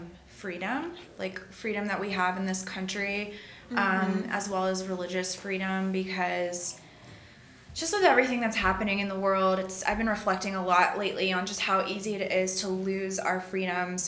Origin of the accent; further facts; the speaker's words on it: United States; being raised as an American